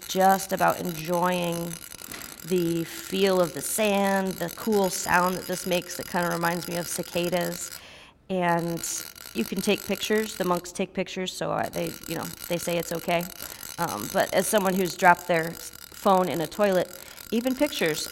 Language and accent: English; United States; as an American Christian pastor and a white person